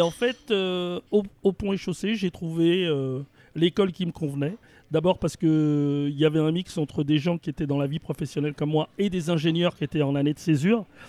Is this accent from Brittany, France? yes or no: no; Villemomble, Île-de-France, France; also born or lived in Paris; je suis né à Paris 20e. Et dès que je suis né, mes parents sont partis dans une, petite ville de la banlieue parisienne qui est à 7 km à l'est de Paris, qui s'appelle Villemomble. Et j'ai toujours vécu à Villemomble